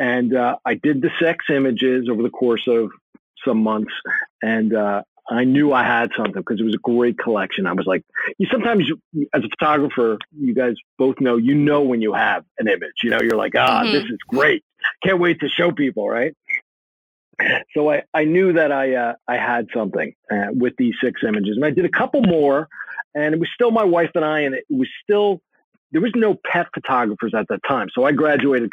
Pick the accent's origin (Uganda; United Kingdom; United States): United States; also born or lived in California; I grew up right outside of New York City, maybe 20 minutes outside of New York City